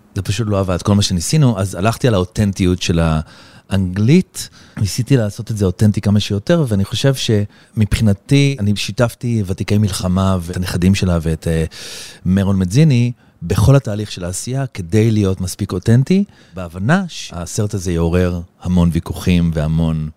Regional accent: Israel; now in Los Angeles, United States; אני ישראלי

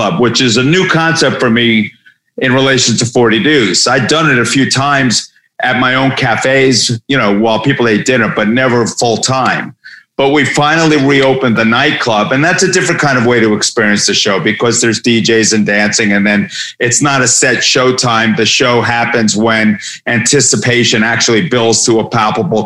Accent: New York, United States; moved away as an adult; now in Los Angeles, United States; I grew up in New York, I've been living in LA for 30 plus years

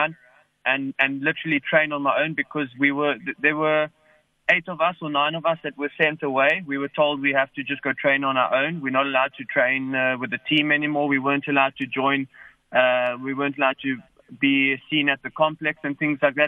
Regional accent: Cape Town, Western Cape, South Africa; moved away; I was born here from Cape Town, so my family's here

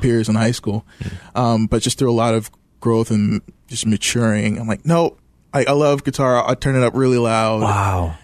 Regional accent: Washington, District of Columbia, United States; moved away as an adult; also born or lived in Midwest; I grew up in Washington D.C., so moving to the Midwest

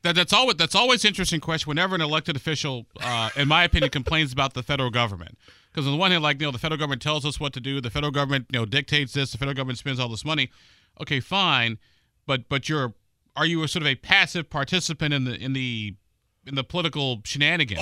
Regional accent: Illinois, United States; now in Indiana, United States; my home state of Illinois

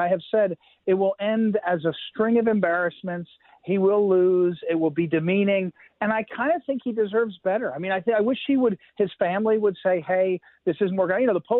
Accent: Missouri, United States; because I'm from Missouri

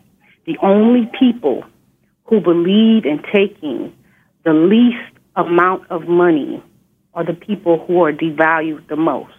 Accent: Inglewood, California, United States; I grew up in Inglewood, California.

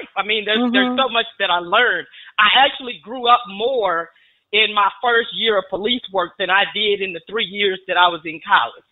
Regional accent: Fort Worth, Texas, United States; here in my hometown in Fort Worth, Texas

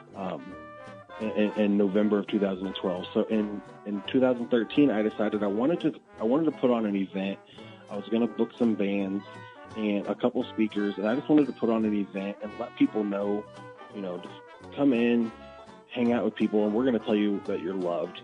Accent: Athens, Illinois, United States; moved away as an adult; now in Springfield, United States; I grew up in Athens, you know, just 20 minutes uh, just north of here

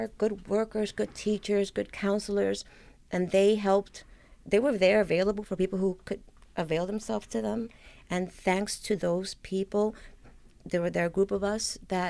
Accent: New York City, New York, United States; I grew up in the South Bronx, and you know, there was a lot of violence, and this was, you know, in the 70s

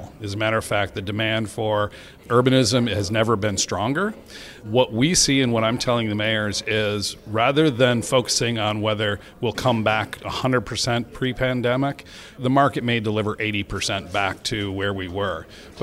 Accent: Detroit, Michigan, United States; I grew up in the Detroit metro area

